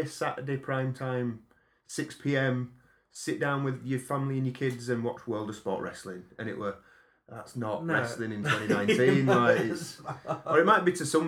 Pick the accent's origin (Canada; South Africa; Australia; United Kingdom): United Kingdom; As a British person